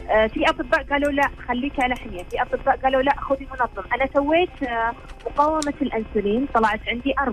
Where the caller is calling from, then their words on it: Eastern Province, Saudi Arabia; أنا من السعودية